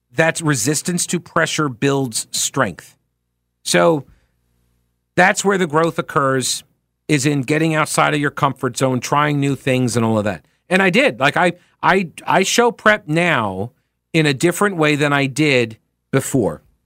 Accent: United States; as an American

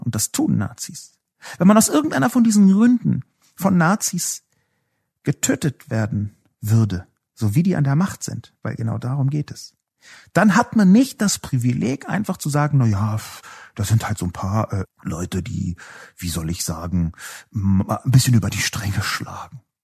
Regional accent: Berlin, Germany; ich bin ja selbst aus West-Berlin

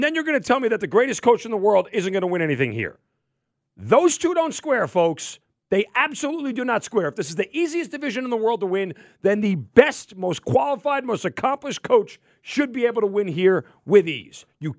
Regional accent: Northeast, United States; now in Atlanta, United States; I'm from the Northeast

